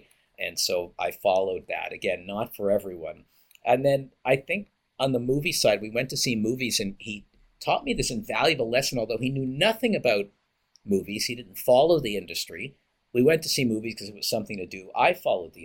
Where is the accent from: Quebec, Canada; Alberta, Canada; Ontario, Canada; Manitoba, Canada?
Quebec, Canada; Montreal; I was born in Montreal, Quebec, to wonderful parents, middle-class upbringing in a suburb in Montreal